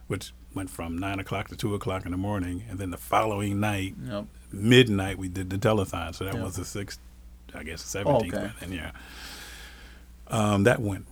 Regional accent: Rochester, Minnesota, United States; we're from Rochester

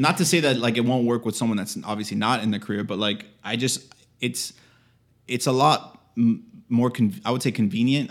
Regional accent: Miami, Florida, United States; we're actually both from Miami

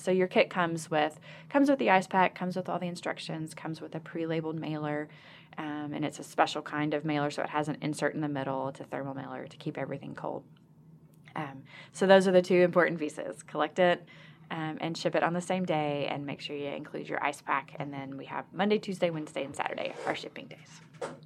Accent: Arkansas, United States; I'm from Arkansas as a, as a hometown girl

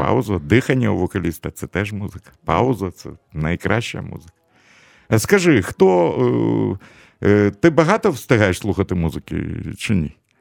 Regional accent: Kyiv, Ukraine; я ж на Подолі тут народився

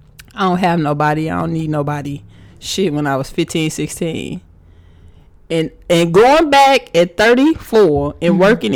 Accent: Missouri City, Texas, United States; That's Houston. But where I live, I say I'm from Missouri City.

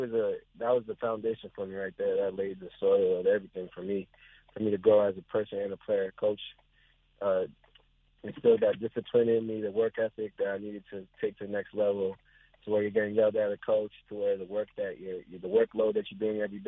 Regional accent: New Jersey, United States; Yes, I played at Rucker and I played at Dykeman.

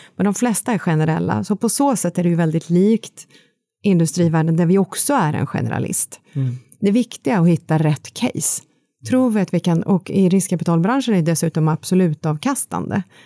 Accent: Kristinehamn, Värmland, Sweden; född och uppvuxen i Värmland

